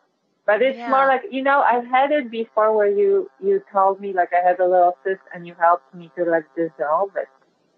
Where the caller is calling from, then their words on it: New York City, New York, United States; I'm calling from New York.